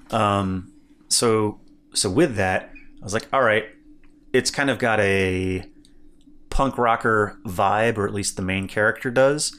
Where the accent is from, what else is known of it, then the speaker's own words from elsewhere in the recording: Evansville, Indiana, United States; I grew up in Evansville, Indiana